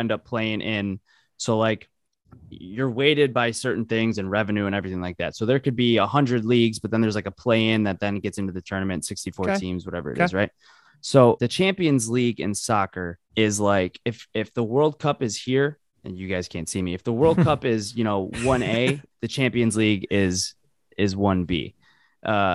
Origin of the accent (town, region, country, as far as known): United States